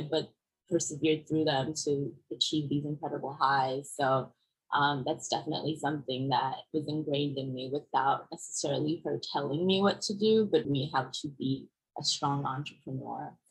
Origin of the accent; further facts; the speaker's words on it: Brooklyn, New York, United States; also born or lived in Germany / Senegal / Paris, France; but mostly I was born in Germany and then raised a few years in Senegal until we moved to Paris for about two years. And then I grew up with my mom in Brooklyn and my dad stayed in Vienna. Austria.